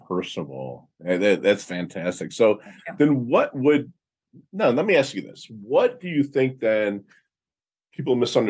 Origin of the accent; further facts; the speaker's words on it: Midwest, United States; you know, I'm from the Midwest where, and again, mm-hmm.